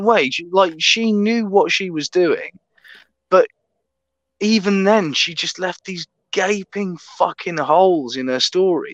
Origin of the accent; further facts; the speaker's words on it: England, United Kingdom; I'm an English Matthew McConaughey